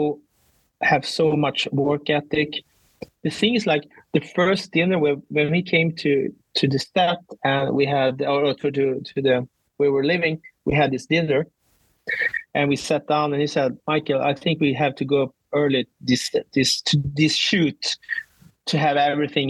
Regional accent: Sweden; I'm from Sweden

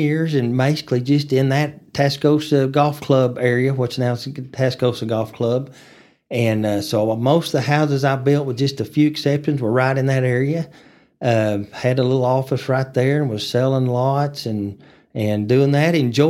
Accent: Amarillo, Texas, United States; I grew up in Amarillo, lived here my whole life, so went to Coronado Elementary and Austin Middle School and Tascosa High School.

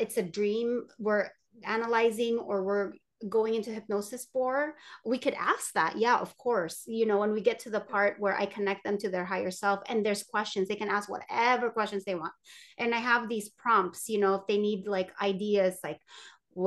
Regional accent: Philippines; I'm Filipino

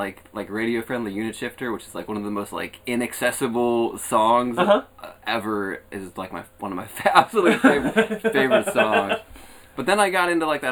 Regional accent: Monessen, next to Belle Vernon, Pennsylvania, United States; I grew up in Manassas, which is, like, right next to Bell Vernon.

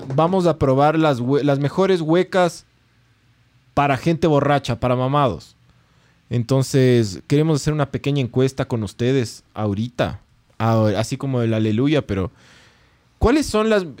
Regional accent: Quito, Pichincha, Ecuador; somos, somos de Quito

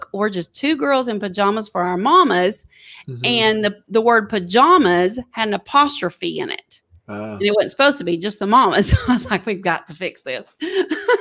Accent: East Texas, United States; now in Alabama, United States; I was raised in East Texas

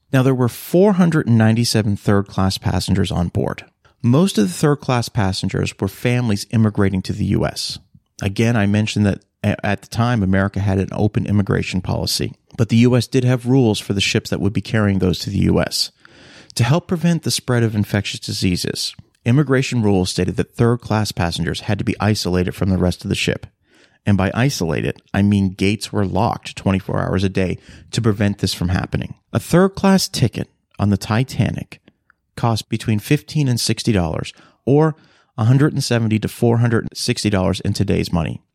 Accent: Halifax, Nova Scotia, Canada; I grew up in Halifax, Nova Scotia, a port city on the east coast of Canada

